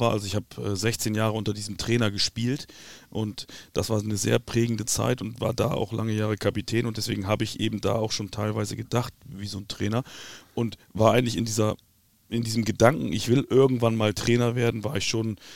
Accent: Bremen, Germany; Ich bin Bremer. Das ist der Bremer Verein.

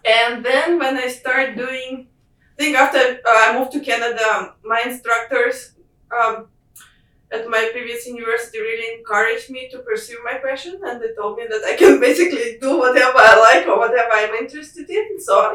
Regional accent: Moscow, Russia; moved away as an adult; being back home in Russia, where like I'm from Moscow, it's quite far away from any oceans

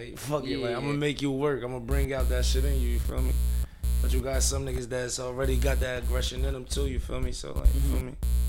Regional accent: Newark, New Jersey, United States; I'm from Newark.

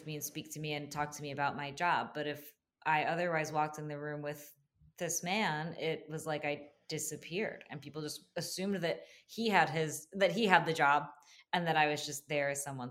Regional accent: New Jersey, United States; moved away as an adult; also born or lived in New York; now in Jacksonville, United States; growing up in New Jersey and then living in New York

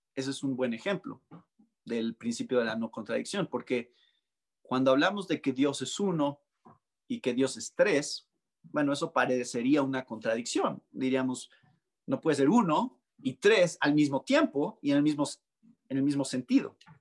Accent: Mexico; arraigado tanto en nuestras tradiciones como mexicanos

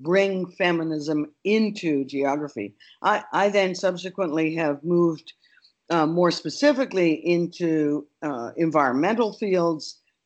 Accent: Canada; moved away as an adult; now in United States; I'm Canadian

